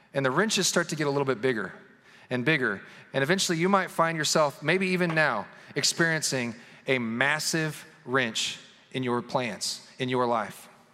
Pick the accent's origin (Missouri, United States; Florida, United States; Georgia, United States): Missouri, United States; Kansas City; We grew up in the Kansas City area in northwest Missouri